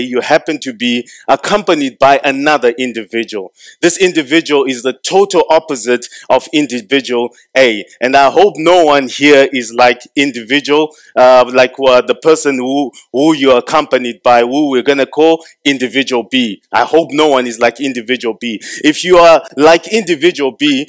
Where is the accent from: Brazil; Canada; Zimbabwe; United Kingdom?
Zimbabwe